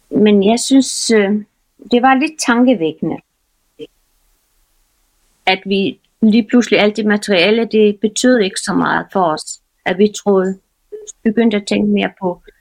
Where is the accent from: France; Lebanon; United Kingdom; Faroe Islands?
Faroe Islands; now in Denmark; jeg kommer jo fra Færøerne, og vi, øh, vi øh, vi flyttede øh, lige præcis på det tidspunkt fra færgerne til, til Danmark